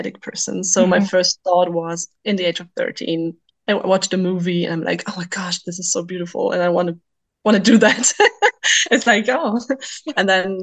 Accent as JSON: {"language": "English", "region": "western Germany", "country": "Germany", "second_language": "English", "moved": "as an adult", "lives_now": "Wilhelmshaven, Germany", "said": "I'm from Germany. I'm originally from the West, but I moved many years ago to the northern coast to be at the ocean"}